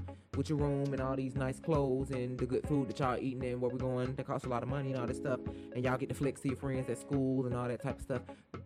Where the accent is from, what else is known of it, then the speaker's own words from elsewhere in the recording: Decatur, Georgia, United States; also born or lived in College Park; I went to elementary school in Decatur.